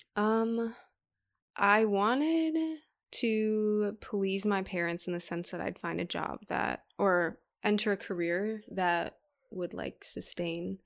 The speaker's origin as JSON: {"language": "English", "town": "Brookfield", "region": "Wisconsin", "country": "United States", "tie": "born or raised there", "said": "I grew up in Brookfield"}